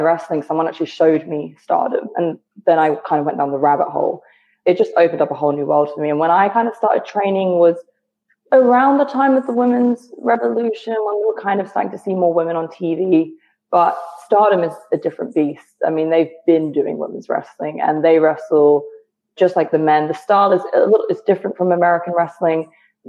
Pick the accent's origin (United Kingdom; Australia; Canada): United Kingdom; moved away as an adult; now in United States; I'm from the UK. If you couldn't tell by the accent, I'm from the UK